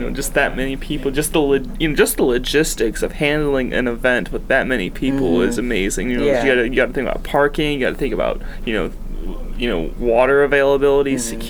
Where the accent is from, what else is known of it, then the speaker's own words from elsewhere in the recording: Michigan, United States; now in Tulsa, United States; I grew up in Michigan